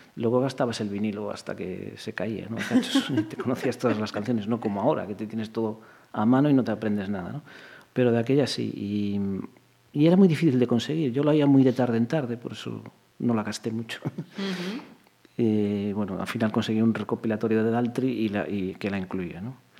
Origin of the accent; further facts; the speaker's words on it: Pontevedra, Galicia, Spain; estudié aquí en la, Escuela de Magisterio de Pontevedra. Sí, Yo todo en Pontevedra